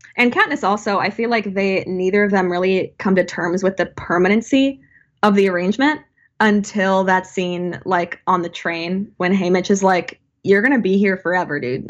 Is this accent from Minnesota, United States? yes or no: yes; Saint Paul, Minnesota, United States; we are from Minnesota, Saint Paul, Minneapolis